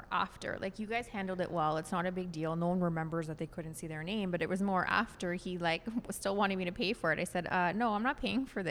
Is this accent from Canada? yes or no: yes; Canada; we're French Canadian